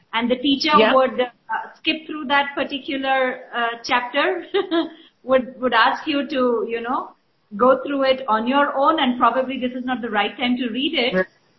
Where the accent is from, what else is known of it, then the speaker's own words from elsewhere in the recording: Rajasthan, India; I started with a bunch of women in Rajasthan, where that's my hometown.